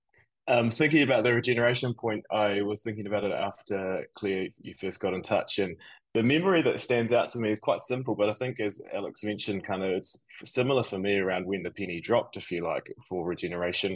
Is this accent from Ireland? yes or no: no; Nelson, New Zealand; moved away as an adult; also born or lived in Auckland, New Zealand; now in New York City, United States; I grew up down in Nelson in New Zealand. Very, very proud to be from New Zealand and have lived there my whole life until quite recently when I moved to New York City